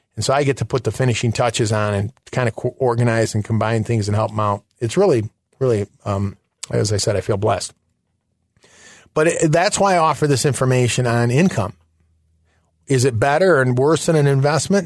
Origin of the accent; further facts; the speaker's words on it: Michigan, United States; moved away; also born or lived in Chicago; I'm originally from Michigan